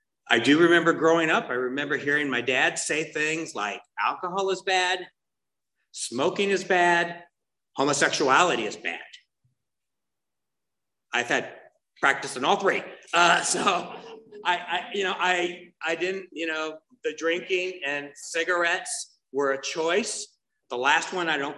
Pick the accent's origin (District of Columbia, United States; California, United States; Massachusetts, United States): California, United States; Tustin; I'm from Orange County. I was born and raised here, grew up in Tustin.